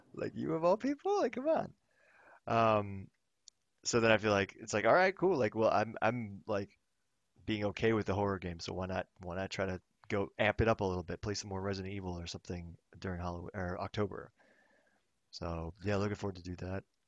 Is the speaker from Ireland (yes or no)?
no; Thailand; now in Los Angeles, United States; I grew, I grew up in Thailand